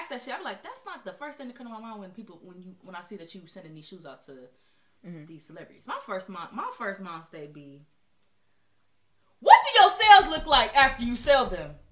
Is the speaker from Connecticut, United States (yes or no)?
no; Cleveland, Ohio, United States; I'm from Cleveland.